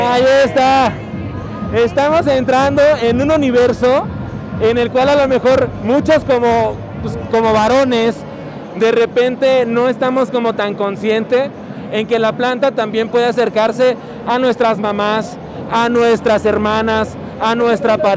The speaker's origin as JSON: {"language": "Spanish", "country": "Mexico", "said": "empezar a crear personajes que con nosotros como mexicanos o como latinos podamos arraigar"}